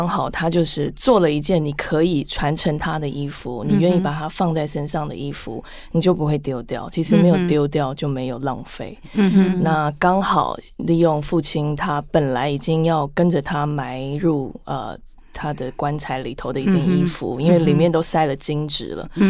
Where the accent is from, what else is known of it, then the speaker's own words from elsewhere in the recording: Canada; moved away as an adult; also born or lived in United Kingdom; now in Taiwan; 我从小在加拿大长大，后来回国工作几年，后来再去读硕士